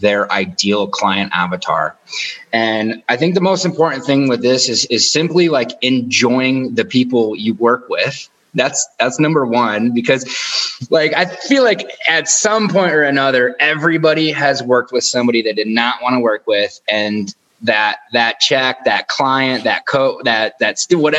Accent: outside of Detroit, Michigan, United States; Michigan, outside of Detroit

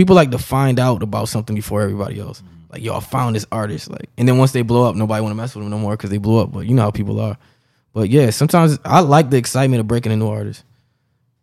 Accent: Rochester, New York, United States; I'm from Rochester, New York, upstate New York

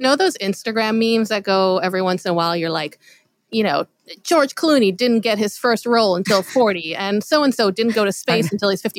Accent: Israel; growing up in Israel, you know, obviously the Holocaust was a big part of our education

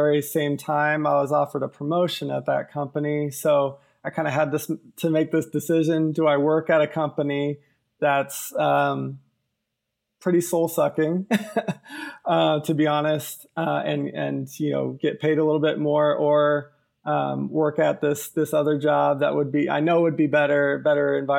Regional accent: Columbus, Ohio, United States; moved away as an adult; also born or lived in Indianapolis, Indiana; now in Albuquerque, United States; I grew up in Columbus, Ohio

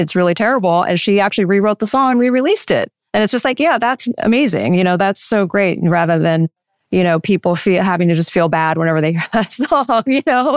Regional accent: Central Coast, California, United States; growing up on the Central Coast

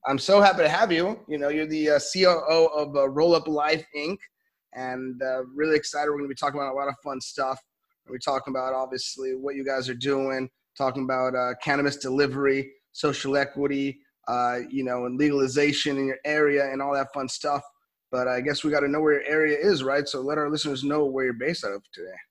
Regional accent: Los Angeles, California, United States; I'm from, I'm from LA, I'm from Cali

